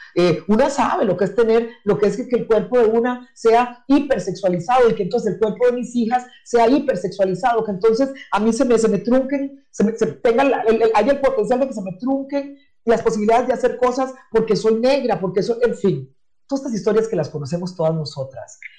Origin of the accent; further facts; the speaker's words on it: San José, Costa Rica; first language English; moved away as an adult; also born or lived in Zimbabwe; Yo, yo no nací en Limón, yo nací en San José, crecí en la capital del país